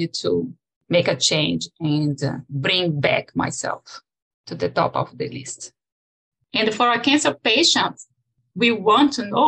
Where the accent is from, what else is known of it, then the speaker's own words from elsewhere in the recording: Brazil; moved away as an adult; now in Los Gatos, United States; I was born in Brazil